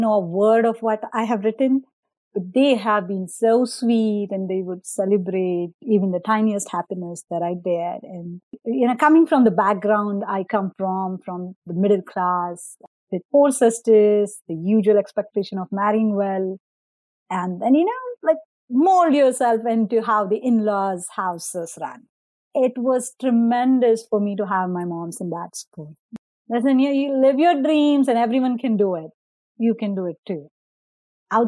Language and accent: English; India; moved away; I grew up in India. I went to the school systems in India.